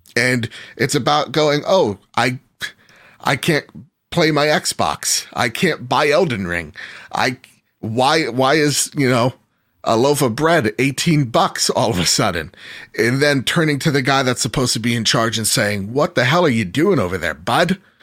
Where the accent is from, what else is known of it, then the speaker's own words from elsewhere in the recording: United States; I'm American